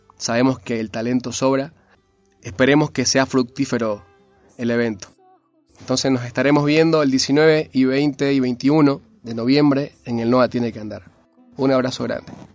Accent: Santa Cruz de la Sierra, Santa Cruz, Bolivia; born or raised there; moved away as an adult; now in Salta, Argentina

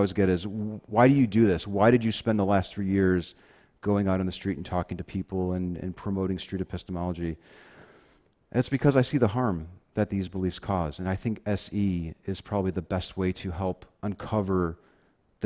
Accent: Chicago, Illinois, United States; moved away; I'm originally from the Chicago area. I grew up on the South Side, Catholic Italian neighborhood

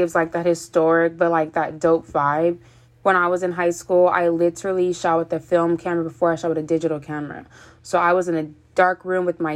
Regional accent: Fremont, California, United States; I'm from Fremont, California

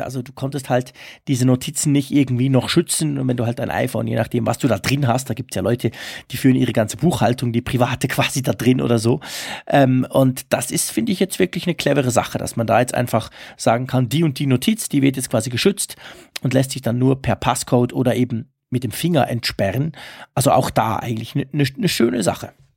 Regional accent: Switzerland; als Schweizer

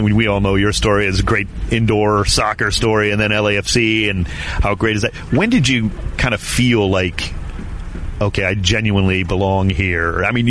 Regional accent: Cleveland, Ohio, United States; now in Southern California, United States; growing up in Cleveland, Ohio

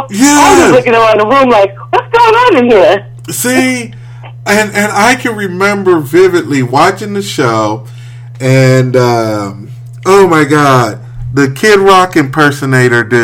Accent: Midwest, United States; No, I'm from the Midwest.

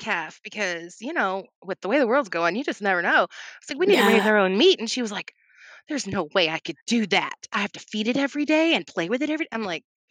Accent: Louisville, Kentucky, United States; also born or lived in Mount Vernon, Kentucky; I am in South Central Kentucky, right close by Green River Lake. I was born in Louisville.

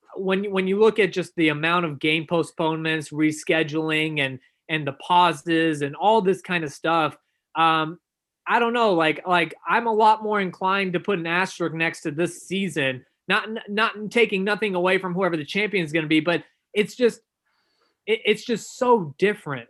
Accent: Dallas, Texas, United States; I grew up in Dallas

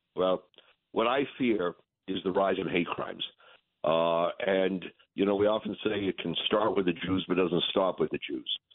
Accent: New England, United States; I'm from New England

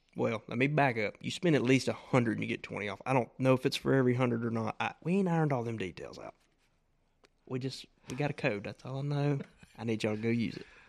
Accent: Mississippi, United States; I'm from Mississippi

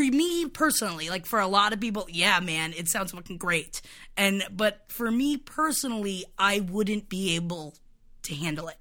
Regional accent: Florida, United States; moved away; my hometown, which is extremely racist and homophobic

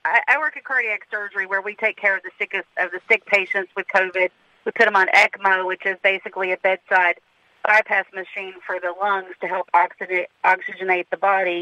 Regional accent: the South, United States; accent: southern; now in Philadelphia, United States; I have a southern accent, but I work in Philly

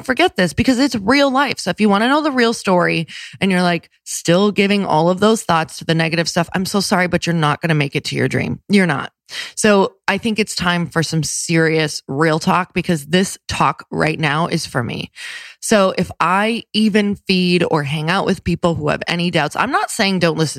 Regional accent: Midwest, United States; I'm from the Midwest

